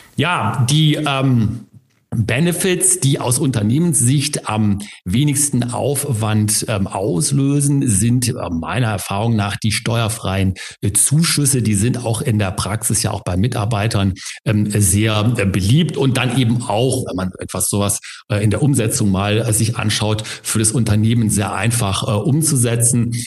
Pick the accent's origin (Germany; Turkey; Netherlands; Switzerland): Germany; bei uns in Deutschland